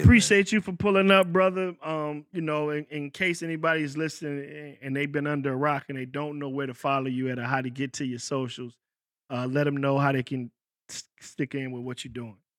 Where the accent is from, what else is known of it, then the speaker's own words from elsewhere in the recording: Virginia, United States; I'm from Virginia.